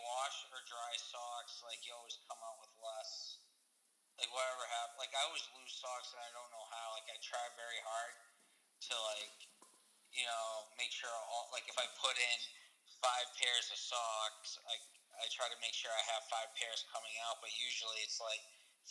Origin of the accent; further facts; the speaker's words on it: Boston, Massachusetts, United States; I was from Boston.